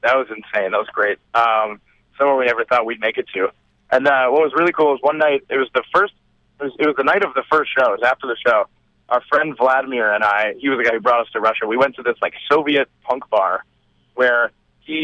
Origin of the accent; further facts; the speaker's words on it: Richmond Hill and Brampton, Ontario, Canada; We grew up in Richmond Hill and Brampton, but now one of us lives in Toronto and the others live outside of the city